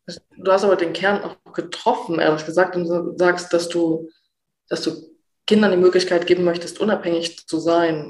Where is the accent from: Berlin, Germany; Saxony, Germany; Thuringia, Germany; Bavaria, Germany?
Saxony, Germany; ich mich als Sachse, auch als Ossi